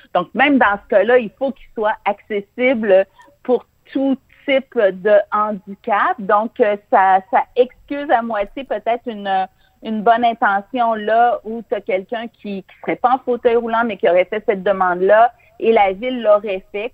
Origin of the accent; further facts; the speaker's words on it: Montreal, Quebec, Canada; je suis une Montréalaise dynamique